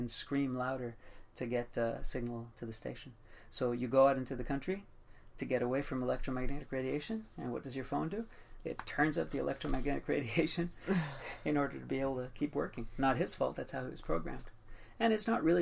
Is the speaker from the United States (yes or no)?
no; Montreal, Quebec, Canada; also born or lived in Portugal; Even though I wasn't born here, I've been in Montreal pretty much all my life. And it's the only country I've ever known, so for sure I'm Canadian